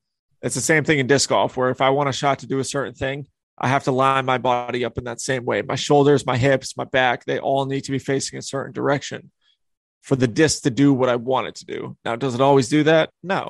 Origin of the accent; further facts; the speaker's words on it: New England, United States; But I grew up in the New England area. I grew up playing wooded disc golf because there's so many woods out there.